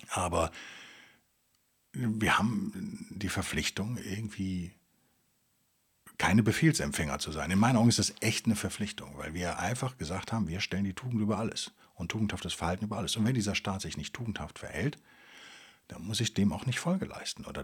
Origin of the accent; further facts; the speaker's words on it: West Germany, Germany; Es ist einfach viel zu weit weg von da, wo ich herkomme und hat, irgendwie ist es halt so super isoliert da in Sibirien für einen Westdeutschen.